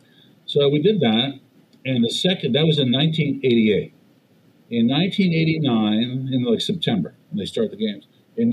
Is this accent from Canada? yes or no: yes; Montreal, Quebec, Canada; moved away as an adult; also born or lived in Toronto / Atlanta; I'm from Montreal